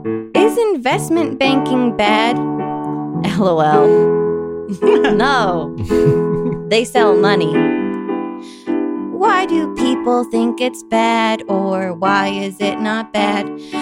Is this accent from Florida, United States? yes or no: no; Allendale, New Jersey, United States; Allendale, New Jersey.